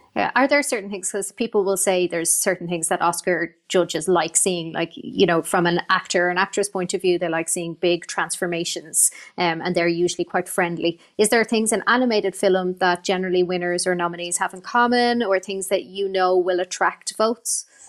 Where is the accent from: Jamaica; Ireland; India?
Ireland; Ireland, our culture, our history